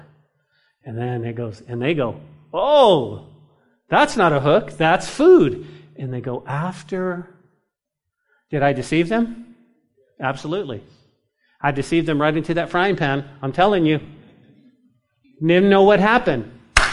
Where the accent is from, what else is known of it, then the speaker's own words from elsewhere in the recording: New Mexico, United States; grew up in New Mexico, in the mountains, in trout fishing